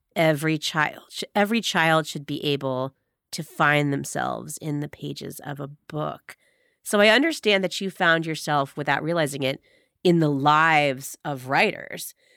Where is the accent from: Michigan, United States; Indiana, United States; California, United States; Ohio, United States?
Ohio, United States; Medina; I grew up in Medina, Ohio, four four two five six